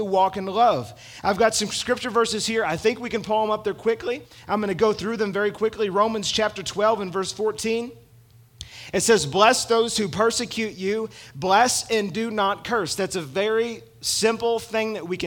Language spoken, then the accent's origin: English; United States